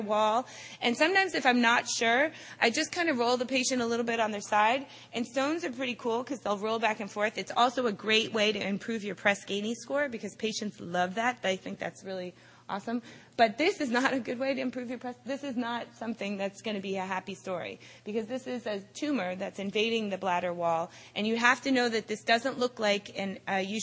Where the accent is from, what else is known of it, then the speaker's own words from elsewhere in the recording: Boston, Massachusetts, United States; I am from Boston